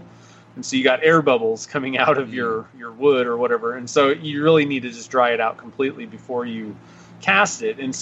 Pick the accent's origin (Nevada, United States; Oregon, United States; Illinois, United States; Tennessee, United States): Nevada, United States; I'm from Nevada.